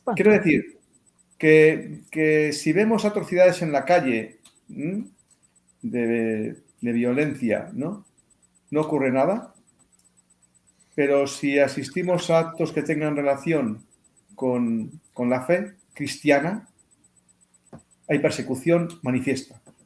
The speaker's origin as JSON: {"language": "Spanish", "country": "Spain", "said": "mi país"}